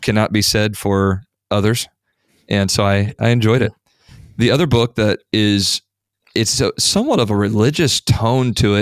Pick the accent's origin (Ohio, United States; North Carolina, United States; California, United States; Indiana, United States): Indiana, United States; having been born and raised in Indiana